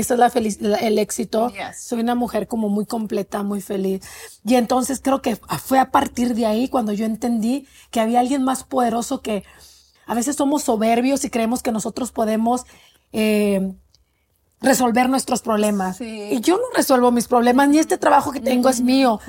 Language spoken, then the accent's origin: Spanish; Mexico; moved away; soy inmigrante, soy mexicana